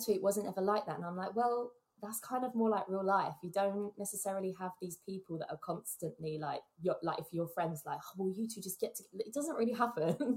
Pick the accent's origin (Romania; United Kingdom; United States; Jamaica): United Kingdom; England; as an English kid